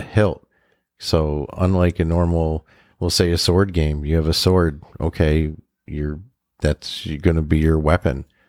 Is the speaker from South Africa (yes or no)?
no; Western Massachusetts, United States